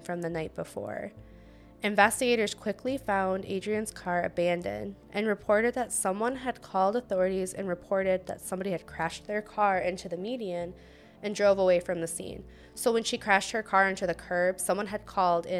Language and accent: English; Ohio, United States; I'm from Ohio. We don't have